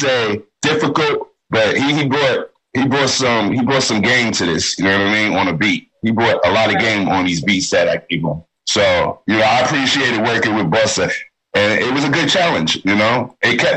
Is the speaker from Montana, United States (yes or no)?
no; New York City, New York, United States; we're all from Staten Island